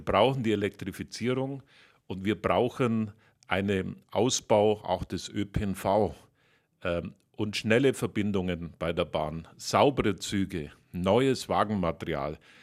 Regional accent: Bavaria, Germany; für meine Heimat natürlich in Berlin im Kabinett

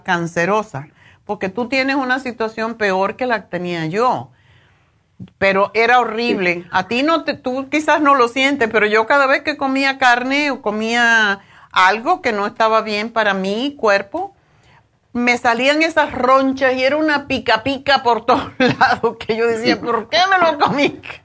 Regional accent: Cuba; yo soy cubana y me crié comiendo eso

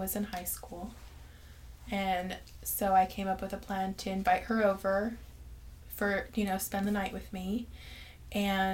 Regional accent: Kerman, California, United States; also born or lived in Fresno; I'm from Kerman. I was born and raised here.

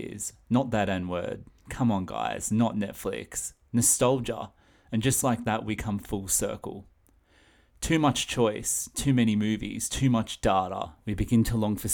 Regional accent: Australia; I'm Australian, and I'm coming to you all the way from down under

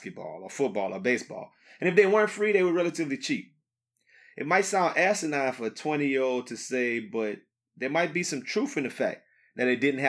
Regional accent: Acadiana, Louisiana, United States; we have a problem in our hometown

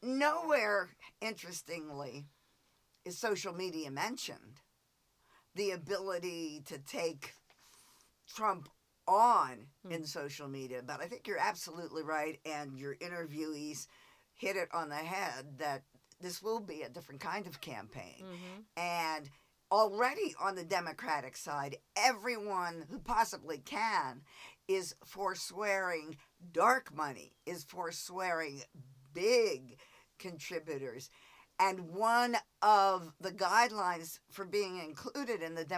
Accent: New Jersey, United States; moved away; my home state

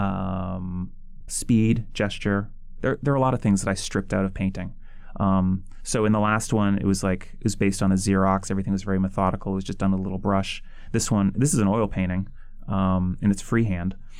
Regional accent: outside of Boston, Massachusetts, United States; I grew up mostly outside of Boston

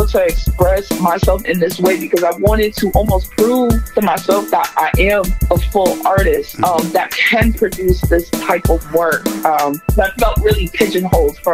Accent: Boston, Massachusetts, United States; I'm a third generation Bostonian. I'm from Dorchester

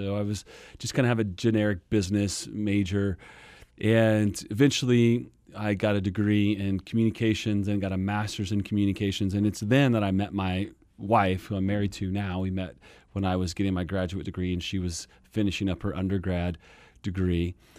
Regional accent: Kansas, United States; moved away as an adult; also born or lived in Texas; now in Phoenix, United States; Born and raised in Kansas

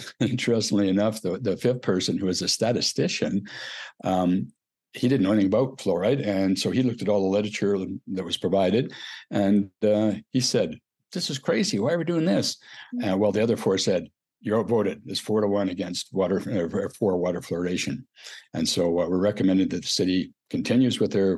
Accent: Tofield, Alberta, Canada; moved away as an adult; also born or lived in Edmonton, Canada; now in Calgary, Canada; I'm from Tofield, Alberta, which is up near Edmonton. 49 years ago, I moved from Edmonton for 6 months to Calgary and never went back.

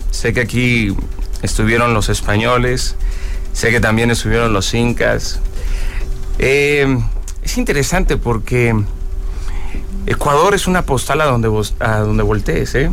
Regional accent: Mexico

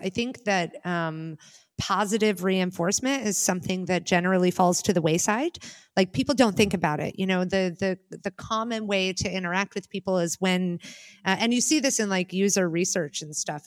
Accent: United States; now in Germany; I'm an expat and I live in Germany, although I'm Amer-, I'm an American

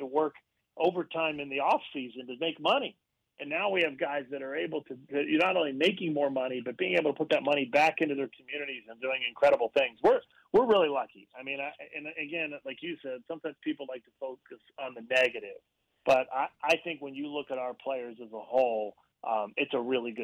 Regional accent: Central Pennsylvania, United States; growing up in Central Pennsylvania

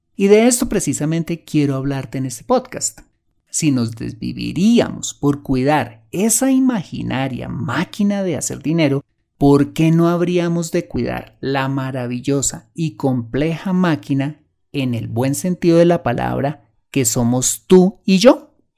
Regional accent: Colombia

